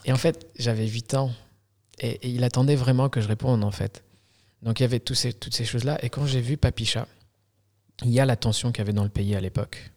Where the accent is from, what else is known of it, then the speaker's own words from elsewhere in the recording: Algeria; now in France; je suis né en Algérie. Okay. Je suis arrivé en France en 2000 en tant que réfugié politique